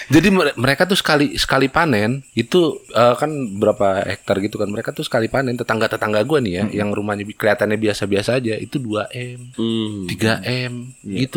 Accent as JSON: {"language": "Indonesian", "region": "Jakarta", "country": "Indonesia", "tie": "born or raised there", "lives_now": "Yogyakarta, Indonesia", "said": "Gue merantau {S0} ke Jogja, meskipun gue kelahiran Jakarta, gue besar di Jakarta, kerja gue di Jakarta"}